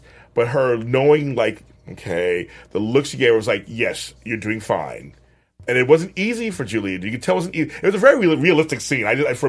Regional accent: Los Angeles, California, United States; I'm from LA.

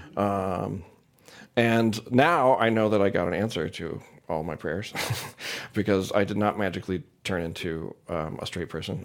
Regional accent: St. Louis, Missouri, United States; I grew up in St. Louis, Missouri, in a pretty conservative community

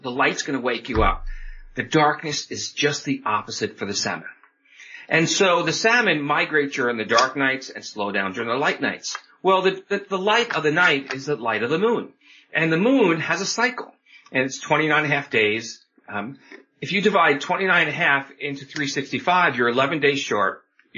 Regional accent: New York, United States; moved away as an adult; now in Oregon, United States; I grew up on the East Coast, New York metro area, came out to Oregon in my mid-20s

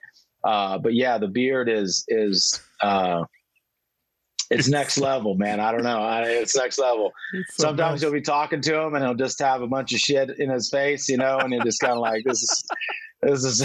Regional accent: Pico Rivera, California, United States; I'm from Pico Rivera, which is just a city on the outskirts of East LA, Los Angeles

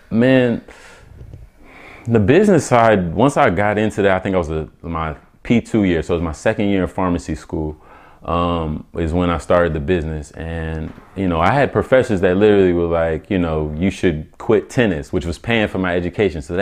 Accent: Omaha, Nebraska, United States; also born or lived in Atlanta, Georgia; Ooh, originally I'm from Omaha, Nebraska. Um, I went to high school in Atlanta

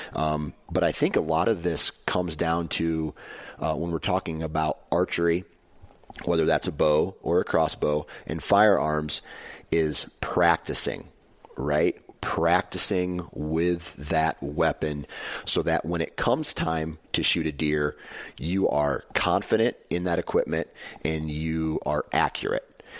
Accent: Midwest, United States; I'm from the Midwest

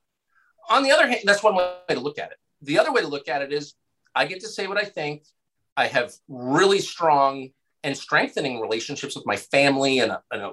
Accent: California, United States; I was a small child growing up in California

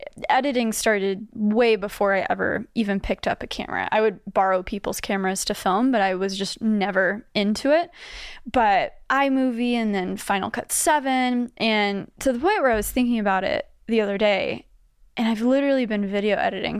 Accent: Grapevine, Texas, United States; now in New York, United States; I grew up in Dallas, Texas. Grapevine specifically.

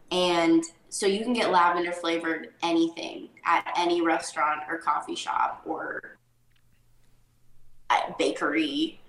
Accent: Sequim, Washington, United States; moved away; growing up in Squim, Washington, mm-hmm. is the small town I grew up

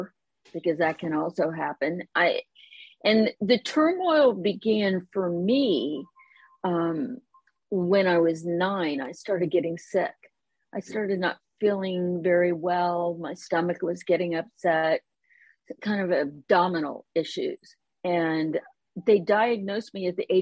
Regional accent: Columbus, Ohio, United States; moved away as an adult; also born or lived in East Bay, California / San Francisco / Concord, California; now in Roseville, United States; the Midwest, which is where I grew up in Columbus, Ohio

